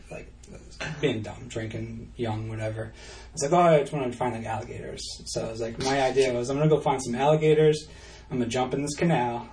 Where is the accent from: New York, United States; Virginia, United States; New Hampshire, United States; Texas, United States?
New Hampshire, United States; I was just like from New Hampshire